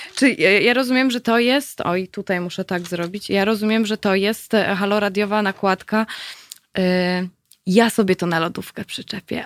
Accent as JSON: {"language": "Polish", "town": "Katowice", "region": "Silesian Voivodeship", "country": "Poland", "tie": "born or raised there", "said": "ja tutaj jestem ze Śląska, jestem rodowitą katowiczanką"}